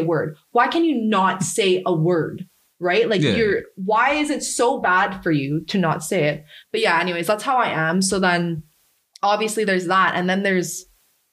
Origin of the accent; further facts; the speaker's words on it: Canada; I grew up in Canada.